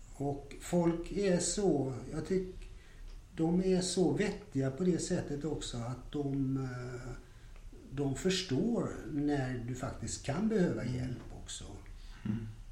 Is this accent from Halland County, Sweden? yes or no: no; Gothenburg, Västra Götaland, Sweden; jag är ju då född och uppvuxen i Göteborg